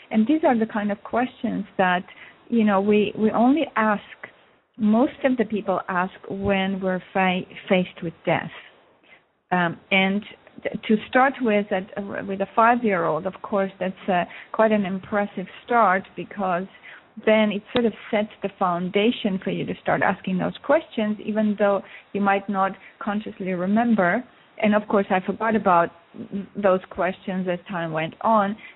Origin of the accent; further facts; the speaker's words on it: Russia; now in Montreal, Canada; I moved from Russia to uh, Montreal, Canada, in 1976